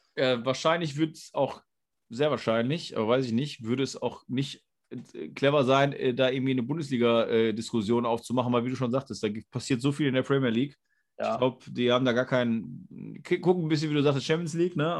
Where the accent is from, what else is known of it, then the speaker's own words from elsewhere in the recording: Germany; als Deutsche